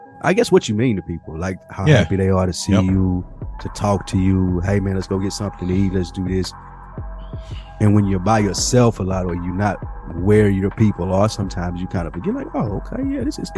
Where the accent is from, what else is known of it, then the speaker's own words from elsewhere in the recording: Nashville, Tennessee, United States; moved away; the people of Nashville, my hometown, went back there this weekend